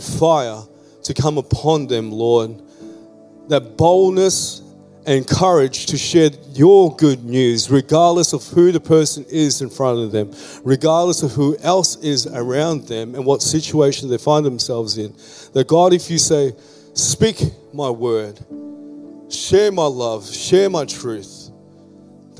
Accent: Philippines; now in Australia; I'm a Filipino-born Australian migrant

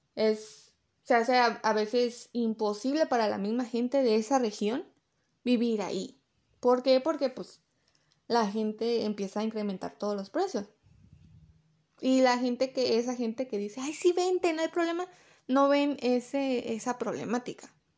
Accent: Mexico; yo soy de México

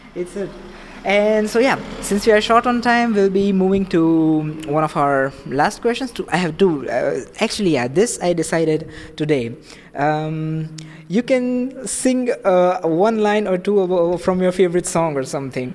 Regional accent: India; now in Germany; I come from India

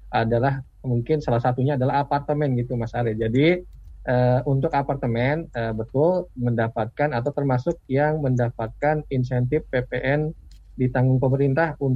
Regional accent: Bogor, West Java, Indonesia; Kebetulan saya juga dari Bogor nih, Mas Ariel. Jadi kita sama-sama orang Bogor ya.

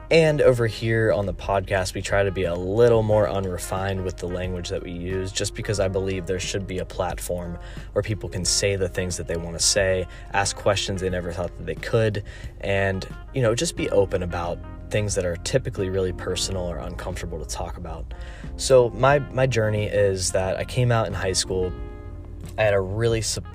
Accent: North Carolina, United States; I'm from North Carolina

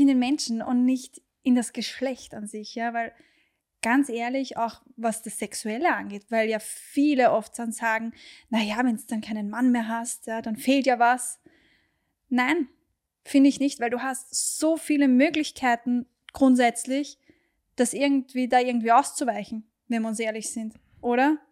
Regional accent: Austria; hier bei uns in Österreich

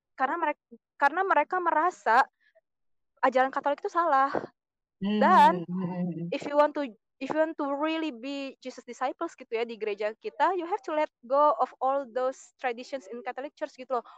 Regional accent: Indonesia; moved away as an adult; now in France; waktu di Indo tuh berasa, aku minoritas

